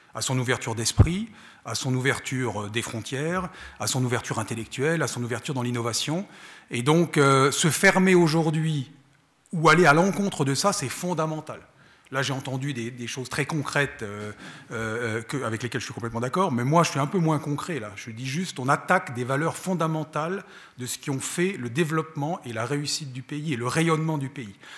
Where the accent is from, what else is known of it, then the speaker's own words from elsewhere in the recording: France; moved away as an adult; now in Switzerland; je viens de France, j'ai été élevé en France, j'ai fait mes études en France